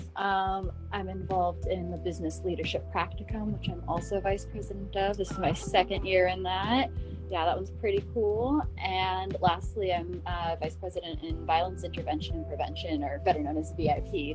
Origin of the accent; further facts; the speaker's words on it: Northern California, United States; I'm from Northern California, about an hour north of San Francisco